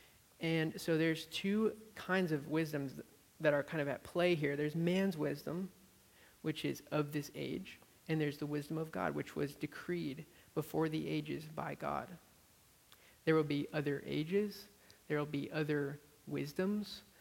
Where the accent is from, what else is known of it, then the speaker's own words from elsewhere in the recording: Amherst, Massachusetts, United States; moved away as an adult; now in Austin, United States; where I grew up in Amherst, Massachusetts.